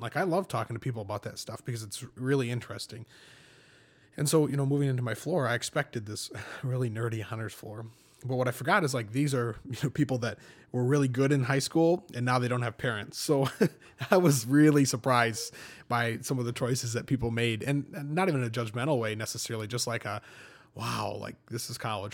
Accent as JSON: {"language": "English", "town": "Fowler", "region": "Michigan", "country": "United States", "tie": "born or raised there", "said": "I'm from, uh, Fowler"}